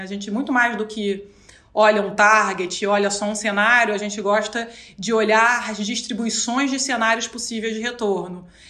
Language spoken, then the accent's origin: Portuguese; Rio de Janeiro, Brazil; Sou carioca.